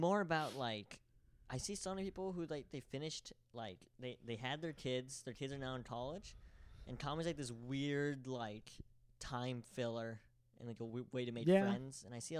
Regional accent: Diamond Bar, California, United States; born there; Diamond Bar. That's where I live right now.

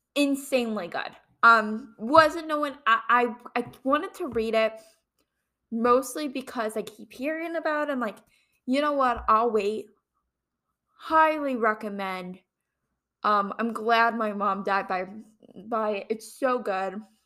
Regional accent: Ohio, United States; moved away as an adult; also born or lived in Kent, Ohio; now in Fairfax, United States; I'm originally from Ohio

